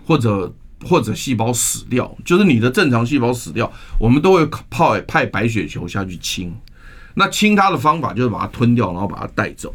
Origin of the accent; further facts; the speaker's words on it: Taiwan; 我们台湾人